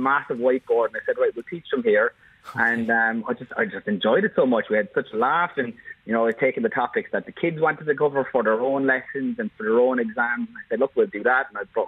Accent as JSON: {"language": "English", "town": "Bandon", "region": "Munster", "country": "Ireland", "tie": "born or raised there", "also_born_or_lived": "London", "said": "So I'm from Bandon down here in West Cork."}